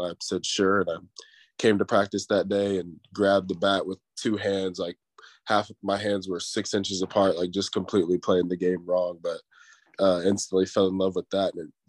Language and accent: English; Seattle, Washington, United States; born there; also born or lived in Mannheim, Germany / Killeen, Texas / Columbus, Georgia; So we started out, I was born in Seattle, Washington. And then from there, we moved to Mannheim, Germany for 3 years. Then moved to Killeen, Texas